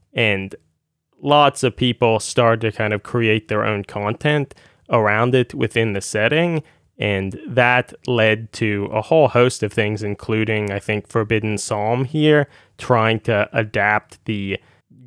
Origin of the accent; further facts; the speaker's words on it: United States; being an American